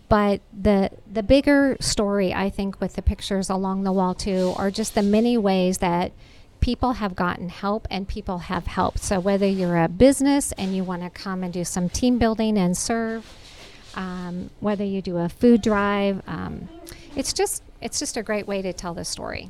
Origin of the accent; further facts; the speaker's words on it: Nebraska, United States; moved away as an adult; now in Georgia, United States; I'm from Nebraska. I think I mentioned I grew up on a farm